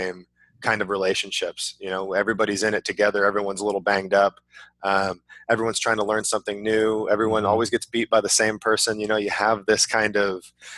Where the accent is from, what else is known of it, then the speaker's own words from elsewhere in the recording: California, United States; I grew up in California